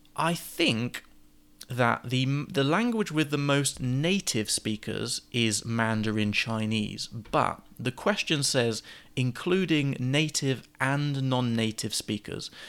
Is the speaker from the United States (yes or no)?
no; England, United Kingdom; being English